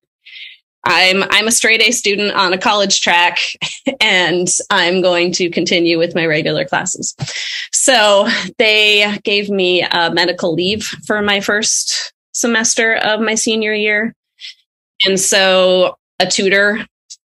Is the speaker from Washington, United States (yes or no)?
yes; Arlington, Washington, United States; now in Seattle, United States; I grew up in Arlington, which is a pretty small town north of Seattle here